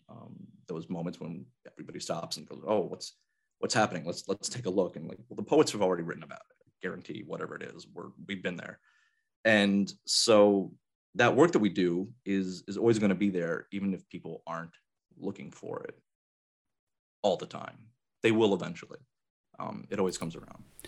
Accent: Albany, New York, United States; born or raised there; moved away as an adult; also born or lived in San Antonio, Texas

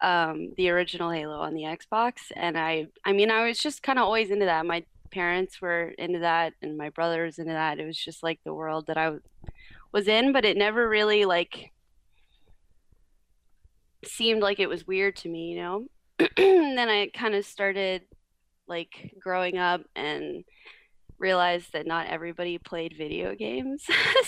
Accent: Florida, United States; also born or lived in New York; I was actually born in New York. I'm from New York, I like to say, which I prefer to say because being from Florida is not as fun. but I moved to Florida when I was around six. And I lived all over Florida.

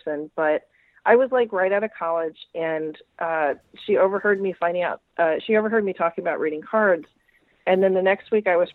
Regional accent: Jefferson City, Missouri, United States; my hometown in Jefferson City, Missouri

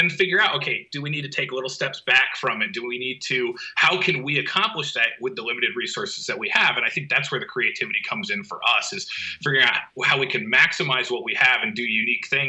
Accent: New England, United States; also born or lived in Midwest; I grew up in New England area and then went to school out in the Midwest.

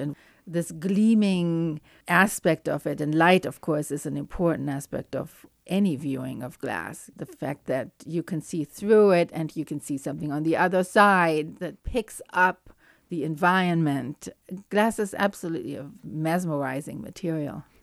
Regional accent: Cologne, North Rhine-Westphalia, Germany; moved away; I grew up in Cologne in Germany

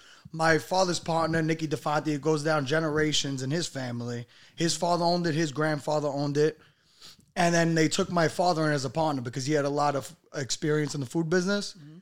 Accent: New York City, New York, United States; I'm from Staten Island. My father is, his parents were from Moldy Body. So, but my father is a Brooklyn guy, you know what I mean? And I was born in Staten Island, but my blood is Italian.

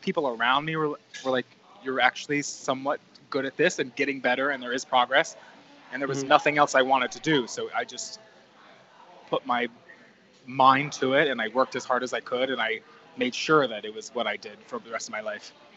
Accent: New Jersey, United States; moved away as an adult; also born or lived in North Carolina; now in New York City, United States; growing up in New Jersey, I was only about an hour and 15 minute bus ride from my house to Port Authority

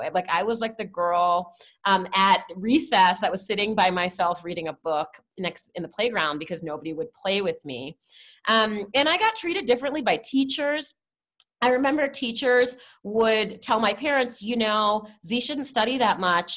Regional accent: Washington, District of Columbia, United States; moved away; I grew up in Washington, D.C.

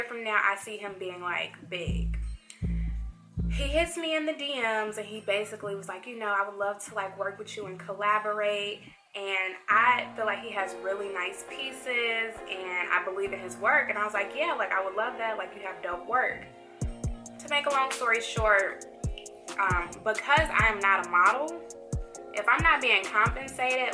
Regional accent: Chicago, Illinois, United States; now in Atlanta, United States; I'm from Chicago, and in Chicago, people are a little more straight up

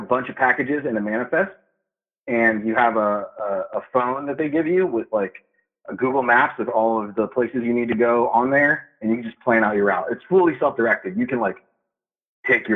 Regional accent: Miami, Florida, United States; I grew up in Miami

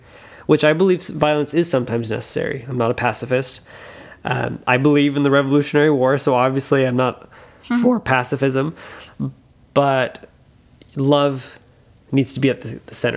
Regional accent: Louisiana, United States; I'm from Louisiana

